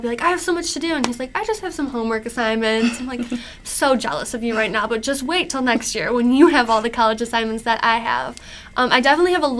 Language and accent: English; Macomb, Michigan, United States; I'm from Macomb